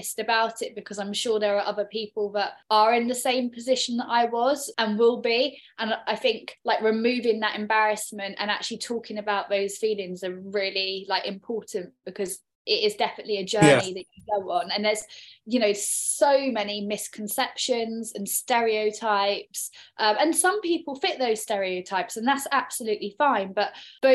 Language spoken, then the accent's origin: English; Bristol, South West England, United Kingdom; now in London, United Kingdom; I'm originally from Bristol